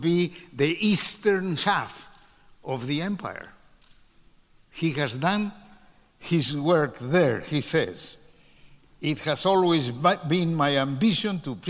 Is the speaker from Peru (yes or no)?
yes; Peru; my country, to Peru.